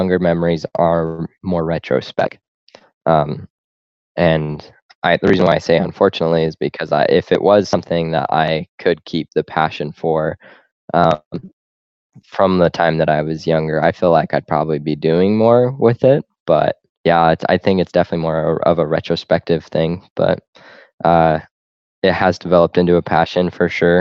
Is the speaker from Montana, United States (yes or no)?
yes; Corvallis, Montana, United States; also born or lived in Utah; there's a place called Corvallis, not Corvallis, Oregon, like most people confuse it, but it's just a tiny little podunk town, and that's where I grew up